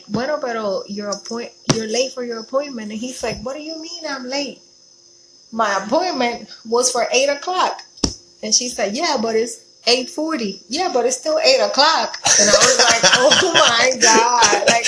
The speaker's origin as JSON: {"language": "English", "town": "Atlantic City", "region": "New Jersey", "country": "United States", "moved": "as an adult", "lives_now": "Puerto Rico", "said": "we moved to Puerto Rico. October 2014, and we're from Atlantic City, New Jersey"}